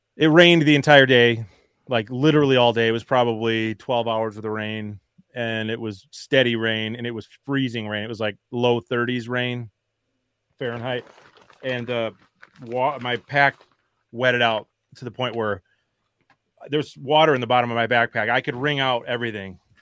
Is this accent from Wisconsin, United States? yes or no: yes; Wisconsin, United States; I'm from Wisconsin